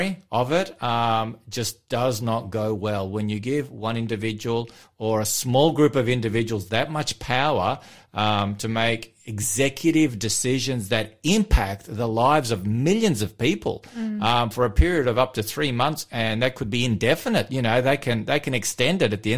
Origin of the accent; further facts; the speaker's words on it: Victoria, Australia; moved away; In my home state there